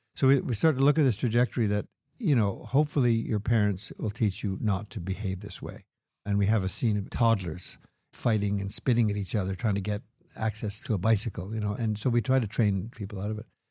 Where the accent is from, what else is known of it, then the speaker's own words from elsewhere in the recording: Quebec, Canada; growing up in Quebec